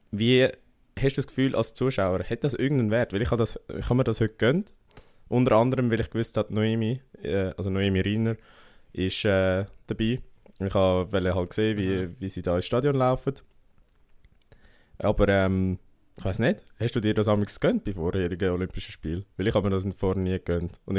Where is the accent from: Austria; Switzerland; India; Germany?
Switzerland; wir sind Schweizer